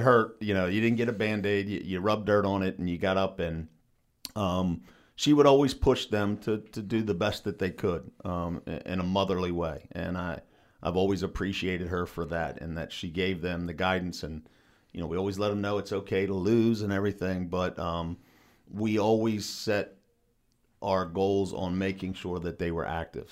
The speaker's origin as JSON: {"language": "English", "town": "New Market", "region": "Maryland", "country": "United States", "tie": "born or raised there", "said": "we grew up in Newmarket, right, we're, we're maybe three quarters of a mile from the high school"}